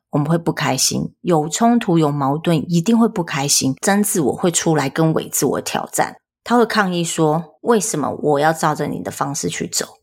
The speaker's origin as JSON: {"language": "Chinese", "region": "rural Tainan", "country": "Taiwan", "tie": "born or raised there", "said": "在国小之前我是在台南的乡下长大的，台南的乡下"}